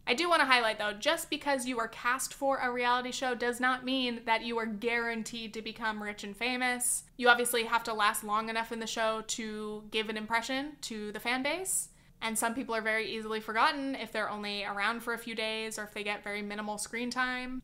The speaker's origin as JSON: {"language": "English", "region": "California", "country": "United States", "said": "I'm a Californian."}